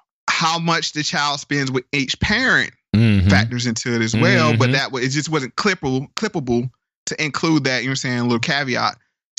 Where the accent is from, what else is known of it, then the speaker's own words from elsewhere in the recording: Durham, North Carolina, United States; my hometown of Durham, North Carolina.